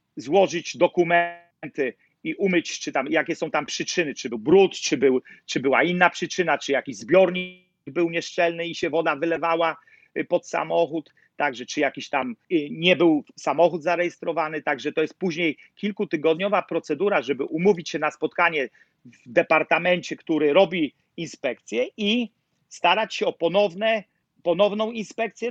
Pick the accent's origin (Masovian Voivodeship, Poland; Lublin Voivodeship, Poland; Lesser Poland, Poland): Lesser Poland, Poland; Nowy Sącz; moved away as an adult; now in New York, United States; Ja jestem z Nowego Sącza. Mhm. Lach Sądecki